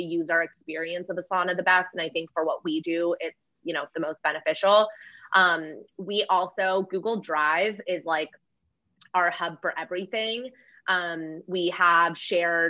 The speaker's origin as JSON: {"language": "English", "town": "Los Angeles", "region": "California", "country": "United States", "said": "I am"}